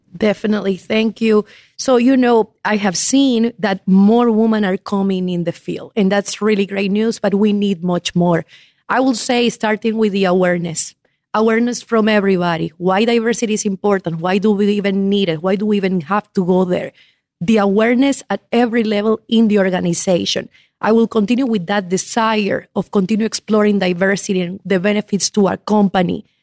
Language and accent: English; Ecuador; moved away as an adult; also born or lived in Havana, Cuba; now in United States; I was born in La Habana, Cuba, grew up in Ecuador